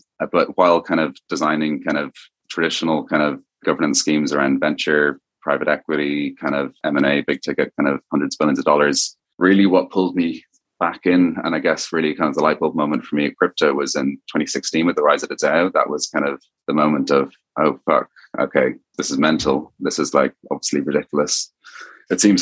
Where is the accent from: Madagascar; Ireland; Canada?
Ireland; Dublin; accent: Irish; as you kind of may hear from the accent of a name, I'm originally from Ireland, kind of went to school and university in Dublin